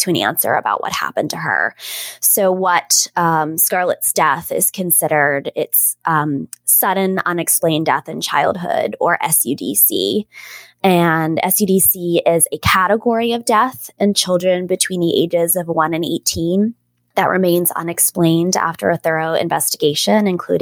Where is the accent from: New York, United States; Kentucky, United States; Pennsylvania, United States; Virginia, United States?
Pennsylvania, United States; Pittsburgh; also born or lived in Washington, D.C.; My husband and I are both born and raised in the South Hills of Pittsburgh.